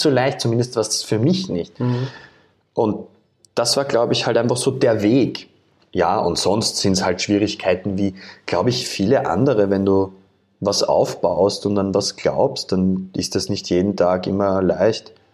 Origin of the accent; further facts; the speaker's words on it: Vienna, Austria; in einer Wohnung aufgewachsen bin in Wien